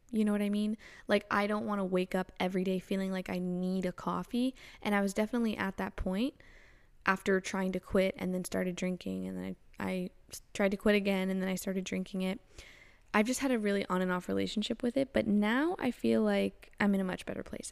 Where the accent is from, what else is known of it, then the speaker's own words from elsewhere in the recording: Florida, United States; also born or lived in Canada; grew up in Florida, so I just had, you know, constant sunshine